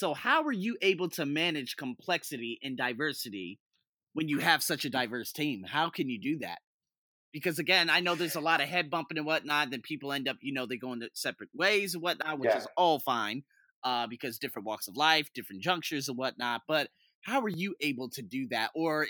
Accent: United States; now in Bangkok, Thailand; being out here in Bangkok, and of course, Rich, you being from England, I'm from America

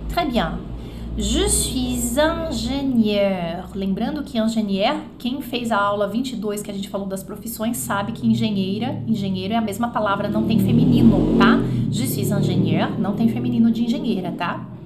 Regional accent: Belgium; Portuguese is a second language; Eu sou belga, mas meus parentes, desculpa, meus pais, meus parentes, meus pais, parrão e pais, né? Papai, mamãe e parrão. Mas meus pais são italianos.

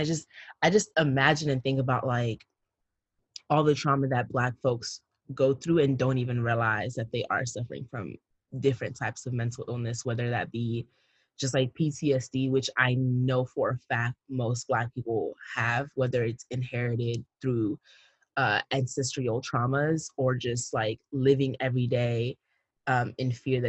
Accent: Cameroon; the Anglophone crisis as well that's happening in my home country, Cameroon

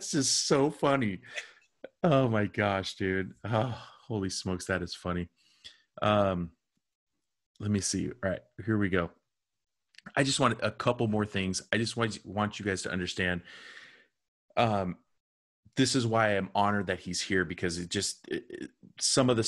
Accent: United States; I was just this white dude from the United States

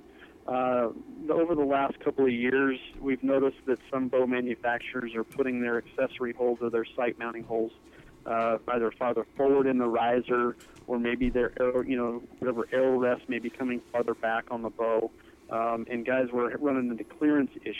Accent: Napa Valley, Northern California, United States; born or raised there; moved away as an adult; now in Montana, United States

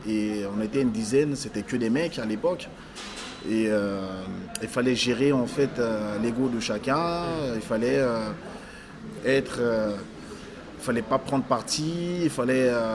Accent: France; also born or lived in Africa; je suis né en Afrique, j'ai grandi en France

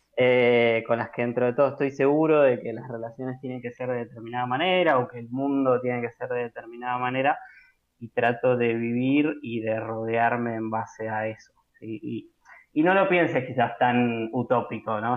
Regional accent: Buenos Aires, Argentina; soy nacido y criado en Caballito, continúo viviendo en Caballito

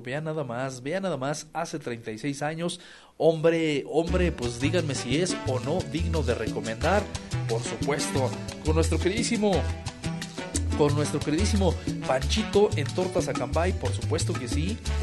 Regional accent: Mexico; somos mexicanos

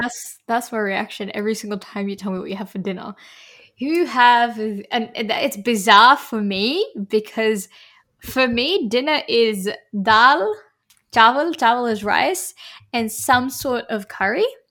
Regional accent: Australia; I'm a Australian Indian Muslim woman

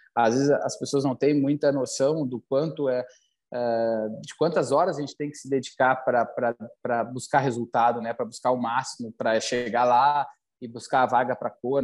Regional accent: Porto Alegre, Rio Grande do Sul, Brazil; aqui no sul, aqui em Porto Alegre, para onde eu, né, onde eu cresci

